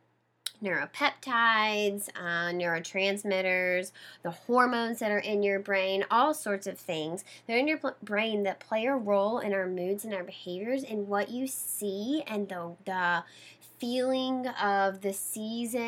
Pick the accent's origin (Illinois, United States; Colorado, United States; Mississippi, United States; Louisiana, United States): Mississippi, United States; now in Boston, United States; I grew up in Mississippi, very close to the coast, the shoreline of Mississippi, down in the bay